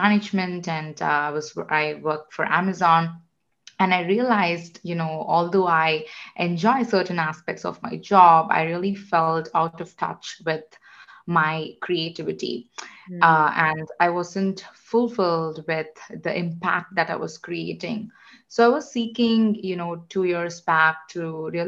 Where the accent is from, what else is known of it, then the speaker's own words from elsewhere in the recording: India; moved away; I am originally from India. I grew up in a family of engineers